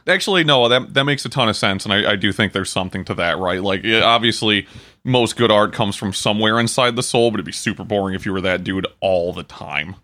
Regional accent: Port Huron, Michigan, United States; I was born there, I haven't lived there in years

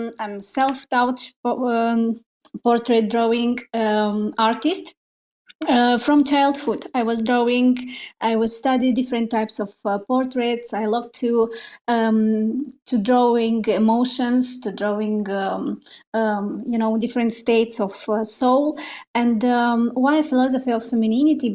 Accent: Moldova; English is a second language; Oh, I'm not from Russia, but yes, I'm Russian speaker. Yeah. I'm from a small country, Moldova

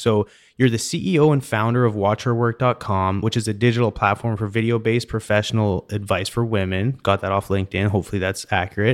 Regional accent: Canada; also born or lived in Pittsburgh / Denver; now in Katy, United States; growing up in Canada

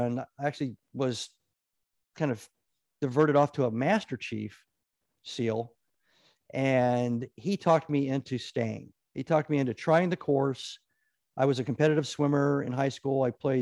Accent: Omaha, Nebraska, United States; also born or lived in Sidney, Nebraska / Japan; I grew up in Nebraska for the most part

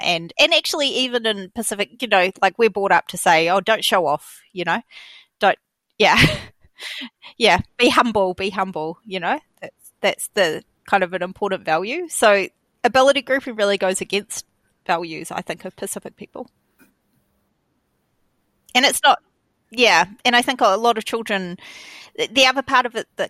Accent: Tokelau; Or, you know, I'm from Tokelau and Tokelauans don't do maths

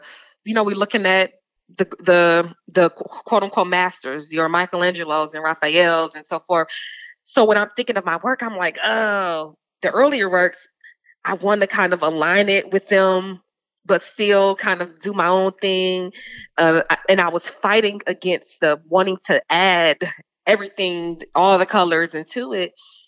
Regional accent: Georgia, United States; you from North Carolina, I'm from Georgia, you have these mounds that they don't teach us about

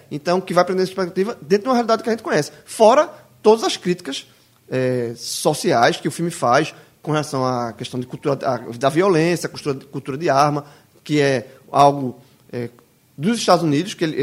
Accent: Northeast Region, Brazil; adoração a armas, isso, na verdade, está enraizada na nossa, na nossa vida desde muito tempo, desde como nordestino.

